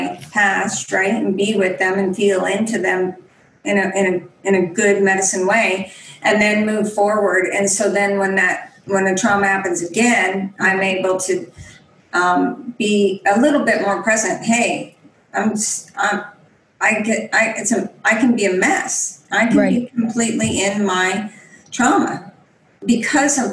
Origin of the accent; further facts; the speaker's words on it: Spokane Indian Reservation, Washington, United States; I grew up, you know, on the Spokane Indian Reservation